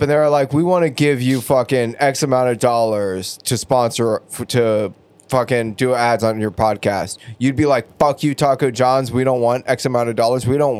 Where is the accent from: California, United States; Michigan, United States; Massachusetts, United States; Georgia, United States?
California, United States; Southern; now in Bay Area, United States; Because I'm from Southern California, and I haven't had a great burrito since moving up here.